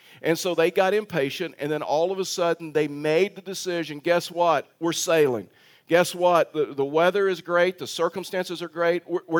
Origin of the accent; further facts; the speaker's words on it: Texas, United States; moved away; And so as many of you know, that I'm from Texas. Those that are you new probably didn't even realize that because I've totally lost my accent. And you're like total shock right now that I'm from Texas.